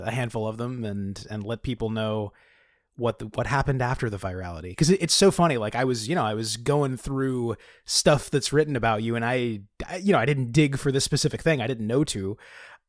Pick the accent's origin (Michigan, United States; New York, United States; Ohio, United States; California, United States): California, United States; I am from California and all vowels eventually flatten into a single monovowel